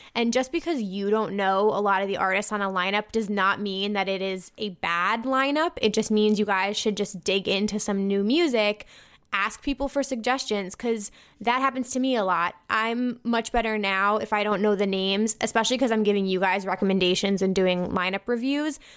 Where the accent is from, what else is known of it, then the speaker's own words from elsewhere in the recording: New Jersey, United States; I'm from New Jersey